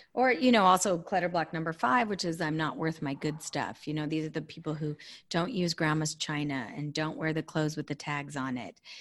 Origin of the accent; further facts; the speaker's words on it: California, United States; I'm a Californian born and raised